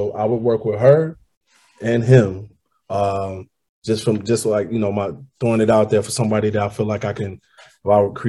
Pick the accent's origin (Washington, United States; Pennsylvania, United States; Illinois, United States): Illinois, United States; Chicago; I grew up in High Park.